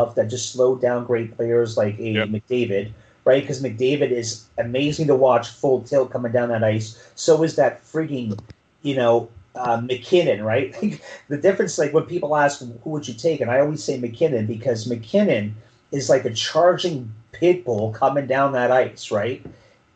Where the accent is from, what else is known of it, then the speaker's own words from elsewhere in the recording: Sault Ste. Marie, Ontario, Canada; my hometown, Sault Ste. Marie